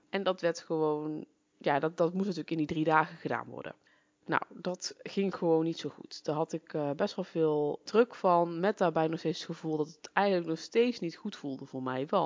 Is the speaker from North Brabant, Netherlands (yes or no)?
yes; North Brabant, Netherlands; now in Achterhoek, Netherlands; Oorspronkelijk kom ik uit Brabant, dat zal je misschien ook al horen. En ik ben zo'n zeven jaar geleden hierheen verhuisd voor de liefde.